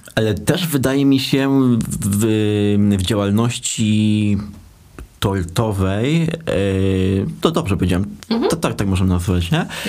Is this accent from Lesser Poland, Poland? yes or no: no; Dębica, Subcarpathian Voivodeship, Poland; nazwę naszego miasta podkreślę, do Dębicy